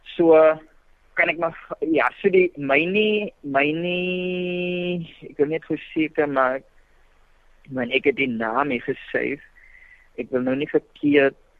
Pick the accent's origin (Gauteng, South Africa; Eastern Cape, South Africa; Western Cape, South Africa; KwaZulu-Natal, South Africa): Western Cape, South Africa; Worcester; ek het groot geraak in Woester, skool gegaan in Woester